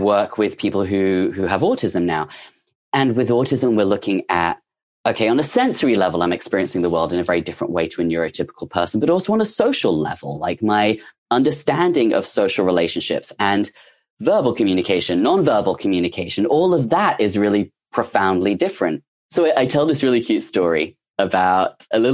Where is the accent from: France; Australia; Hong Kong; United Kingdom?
United Kingdom; England; moved away as an adult; now in United States; I'm English. I had just moved to the USA.